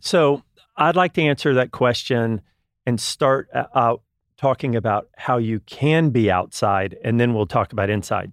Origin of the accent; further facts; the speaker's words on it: Texas, United States; now in California, United States; I'm originally from Texas